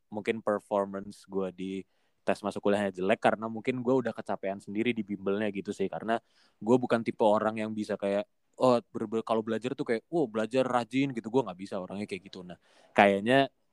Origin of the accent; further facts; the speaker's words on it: Indonesia; moved away as an adult; now in South Korea; kita orang Indo